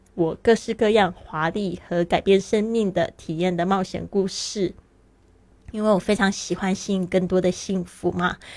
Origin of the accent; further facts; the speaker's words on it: Taiwan; moved away as an adult; also born or lived in Shanghai, China; now in Barcelona, Spain; 我是原来是出生在台湾，但是呢，我爸爸其实是在上海出生的